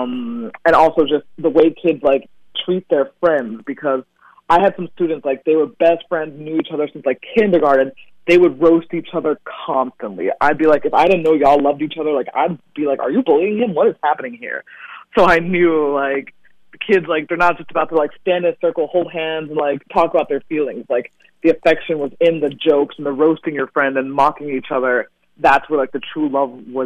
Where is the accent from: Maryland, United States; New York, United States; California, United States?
Maryland, United States; Central; also born or lived in Ghana / Japan; I was born in Ghana, but I was raised in Maryland.